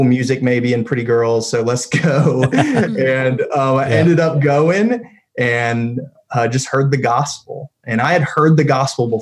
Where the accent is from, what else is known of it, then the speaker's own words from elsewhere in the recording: Raleigh, North Carolina, United States; I'm from the Raleigh area. I had a house that was off of Falls and Noose Road. I was over there kind of the Litchfield area, and had a horrible speech impediment as a kid